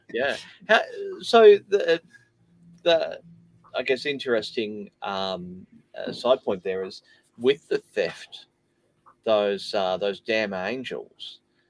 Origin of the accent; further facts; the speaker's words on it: Colac, Victoria, Australia; moved away; I grew up in Colac.